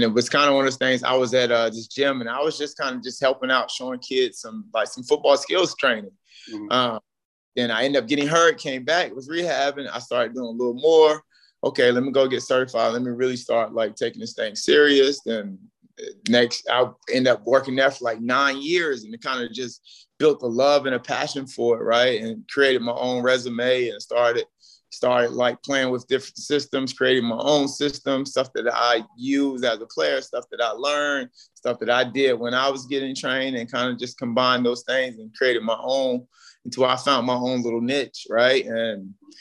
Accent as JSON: {"language": "English", "region": "North Carolina", "country": "United States", "tie": "born or raised there", "moved": "as an adult", "said": "I'm from very small, like Bun, North Carolina"}